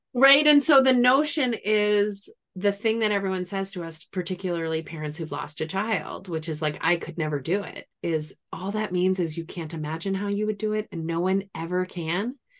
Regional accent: New England, United States; now in Washington, D.C., United States; I'm from New England. We don't have, if it rains in New England, it's gonna rain all day

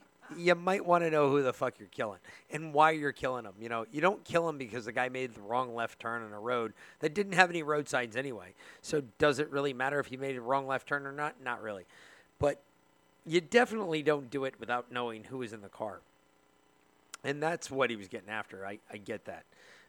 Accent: Bronx, New York, United States; because I didn't grow up in Queens. I grew up in the Bronx.

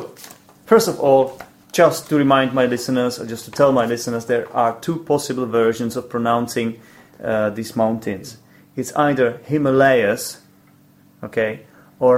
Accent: Poděbrady, Central Bohemian Region, Czechia; English is a second language; Poděbrady, which is my hometown. This is where I live

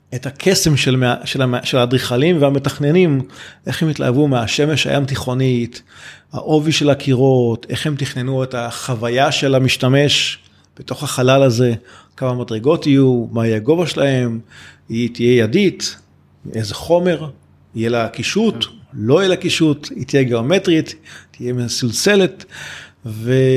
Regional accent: Rishon LeZion, Central District, Israel; אני ילד שגדל בשנות ה-80 בראשון לציון

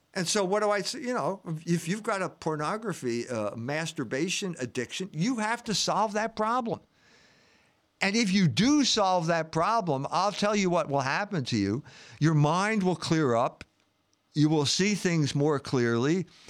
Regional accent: United States; as an American

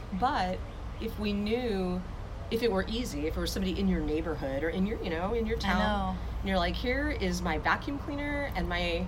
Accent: Arizona, United States; moved away as an adult; also born or lived in New Jersey / Marin County, California; now in Savannah, United States; I grew up in Arizona, my early childhood, and up through college

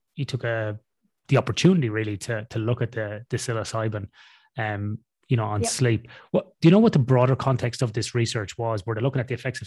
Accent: Ireland; I'm from Ireland

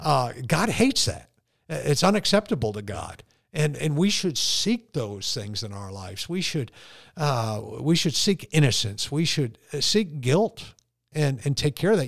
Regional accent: Connecticut, United States; me being born and raised in Connecticut

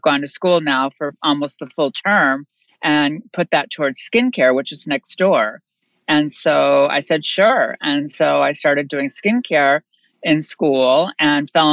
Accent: Bristol, Connecticut, United States; moved away; also born or lived in New York; I'm born in Connecticut, a very, very small town, Bristol, Connecticut

